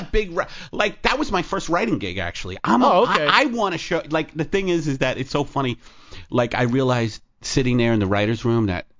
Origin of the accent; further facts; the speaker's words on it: New York, United States; accent: New York; I'm from New York